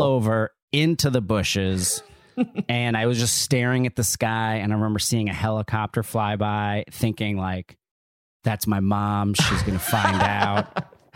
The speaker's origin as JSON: {"language": "English", "town": "Neptune", "region": "New Jersey", "country": "United States", "tie": "born or raised there", "said": "So I grew up in Neptune, New Jersey."}